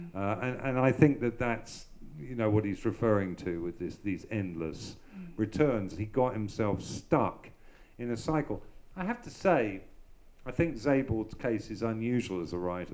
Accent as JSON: {"language": "English", "region": "London", "country": "United Kingdom", "tie": "born or raised there", "said": "I grew up in the Hampstead Garden suburb in North London in the 1960s."}